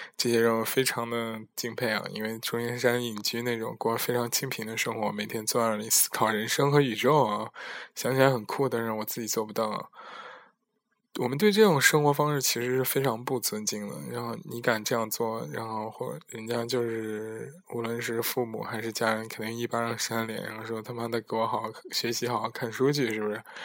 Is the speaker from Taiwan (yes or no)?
no; China; now in Netherlands; 我在国外和国内的这种区别